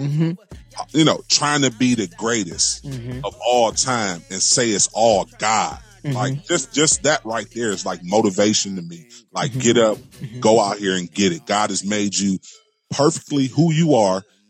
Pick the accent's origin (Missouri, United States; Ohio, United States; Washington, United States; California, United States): Ohio, United States; Cleveland; I'm born and raised in Ohio, Cleveland, Ohio